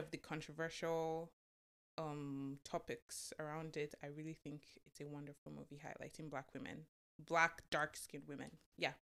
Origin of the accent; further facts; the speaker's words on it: Lagos, Nigeria; moved away; also born or lived in Oyo; I was born and raised in Lagos, Nigeria, but I'm from Oyo